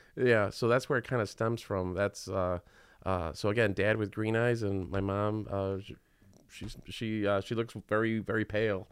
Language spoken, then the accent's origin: English; Chicago, Illinois, United States; I was born right here in Chi Town